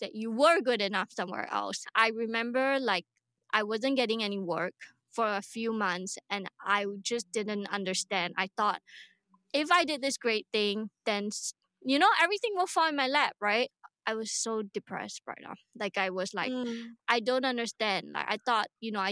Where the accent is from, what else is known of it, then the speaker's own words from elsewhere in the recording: Singapore; I'm Singaporean. I live here